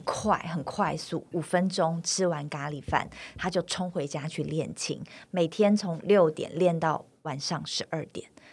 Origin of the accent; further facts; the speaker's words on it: China; now in Taiwan; 我在中国大陆长大